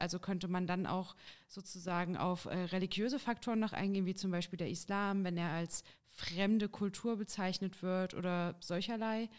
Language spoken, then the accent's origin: German; Jena, Thuringia, Germany; ich bin geboren in Jena und wohne derzeit auch in Jena